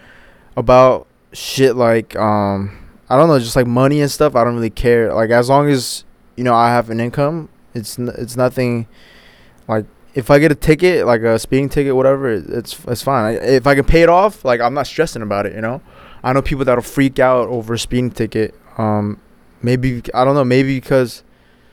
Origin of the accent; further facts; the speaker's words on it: United States; hitting my teenage years and growing up in the States